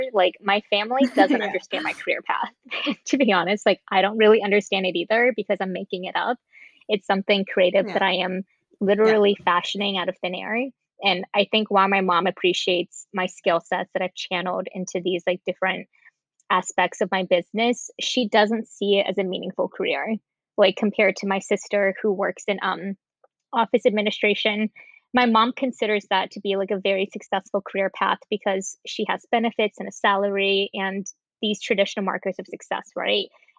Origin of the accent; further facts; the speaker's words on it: California, United States; I've always loved rollerblading because I grew up in California and skate culture was huge there.